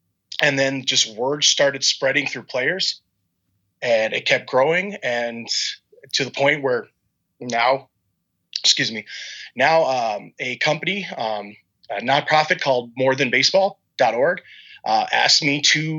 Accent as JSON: {"language": "English", "region": "Minnesota", "country": "United States", "said": "I'm a Twins fan. I'm from Minnesota. Granted, I'm a military brat, so Minnesota's kind of where I ended. But that's where my family was originally from."}